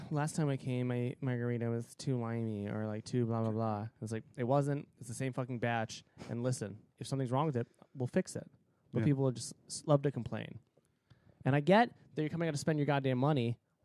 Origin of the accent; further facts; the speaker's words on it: United States; I'm American